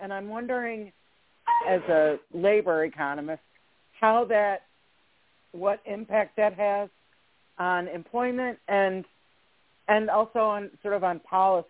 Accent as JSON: {"language": "English", "region": "Michigan", "country": "United States", "tie": "born or raised there", "said": "I grew up in Michigan"}